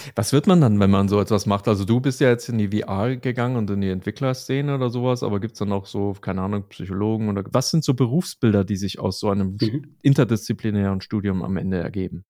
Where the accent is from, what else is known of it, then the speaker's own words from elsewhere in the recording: Munich, Bavaria, Germany; mit uns Münchnern